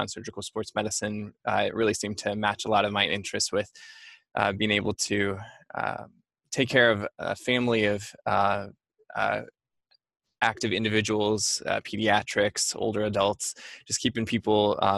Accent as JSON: {"language": "English", "region": "Montana", "country": "United States", "tie": "born or raised there", "also_born_or_lived": "New York", "moved": "yes", "said": "I grew up in Montana"}